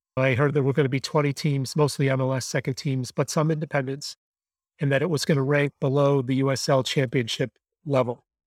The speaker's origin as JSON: {"language": "English", "town": "Buffalo", "region": "New York", "country": "United States", "tie": "born or raised there", "said": "I grew up in Buffalo"}